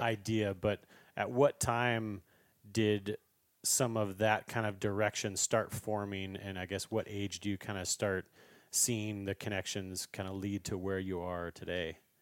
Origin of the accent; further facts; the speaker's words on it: Idaho, United States; we grew up together in Idaho